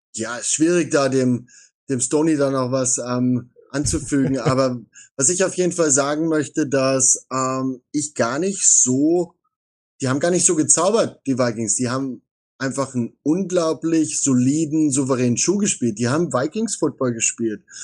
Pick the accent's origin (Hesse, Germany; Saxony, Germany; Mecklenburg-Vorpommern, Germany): Saxony, Germany; Ich komme dort aus Sachsen, ich bin dort aufgewachsen